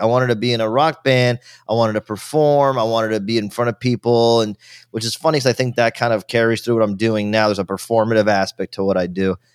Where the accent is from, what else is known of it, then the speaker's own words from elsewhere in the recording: Miami, Florida, United States; also born or lived in Virginia; I was born in Virginia, but I grew up all my, almost my entire life in Miami, Florida since I was two years old